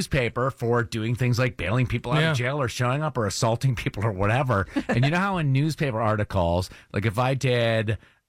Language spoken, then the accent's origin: English; Brattleboro, Vermont, United States; born or raised there